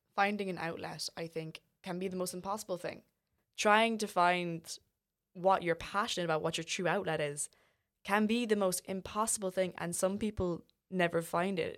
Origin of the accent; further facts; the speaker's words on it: Ireland; we as Irish people